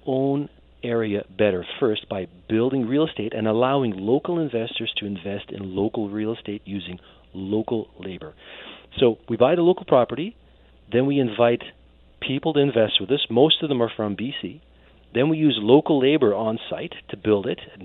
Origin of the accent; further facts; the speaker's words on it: Netherlands; I was born and raised in the Netherlands